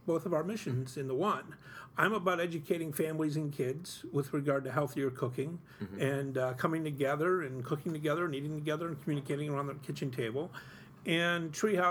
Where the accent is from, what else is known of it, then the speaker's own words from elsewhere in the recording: Utica, New York, United States; I grew up here in South Utica and in Cornhill